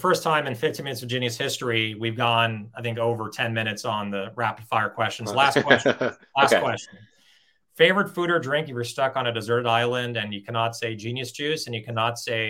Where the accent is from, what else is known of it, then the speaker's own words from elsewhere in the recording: Los Angeles, California, United States; I grew up in Los Angeles, and I still live in Los Angeles.